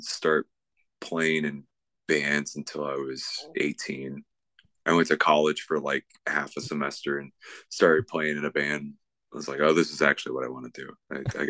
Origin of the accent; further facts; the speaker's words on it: Grand Island, Nebraska, United States; also born or lived in Lincoln, Nebraska / Omaha, Nebraska; I grew up in Grand Island, which is 2 hours west of here, small town